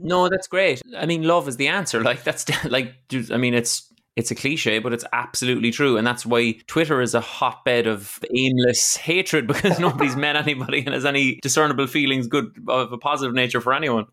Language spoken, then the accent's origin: English; Ireland; as an Irish person